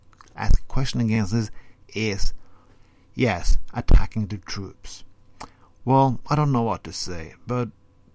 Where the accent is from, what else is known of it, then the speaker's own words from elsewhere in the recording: Norway; first language Norwegian; English is a second language; I'm speaking Norwegian as my first language.